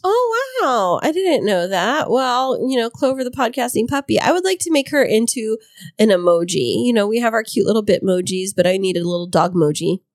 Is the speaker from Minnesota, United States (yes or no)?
no; Fresno, California, United States; now in San Diego, United States; I'm from the Fresno area